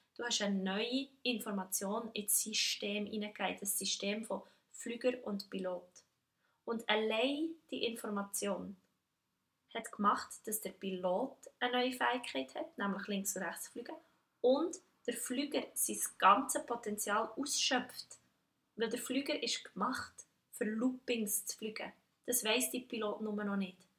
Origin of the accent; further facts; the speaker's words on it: Switzerland; ich als Schweizerin